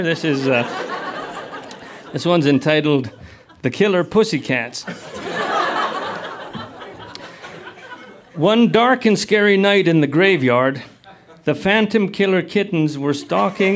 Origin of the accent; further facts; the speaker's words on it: the Kootenays, British Columbia, Canada; I grew up in the Kootenays in BC.